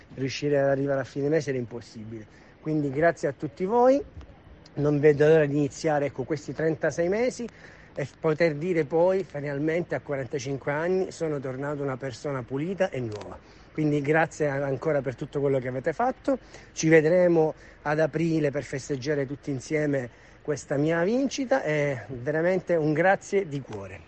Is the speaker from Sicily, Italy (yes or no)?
yes; Palermo, Sicily, Italy; now in Rome, Italy; sono di Palermo ma vivo a Roma